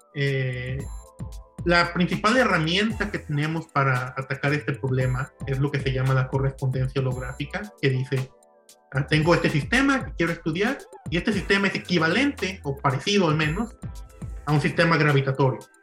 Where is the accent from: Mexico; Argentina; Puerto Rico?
Mexico; Ciudad Guzmán, Jalisco; also born or lived in Colima / Stony Brook, New York; now in Davis, United States; yo soy nativo de Ciudad Guzmán, Jalisco